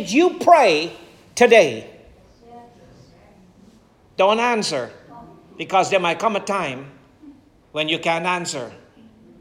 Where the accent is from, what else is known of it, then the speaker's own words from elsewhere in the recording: Guyana; growing up in Guyana